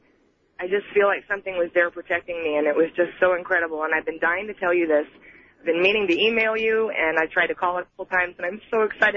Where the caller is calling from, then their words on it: Tampa, Florida, United States; I'm calling from Tampa, Florida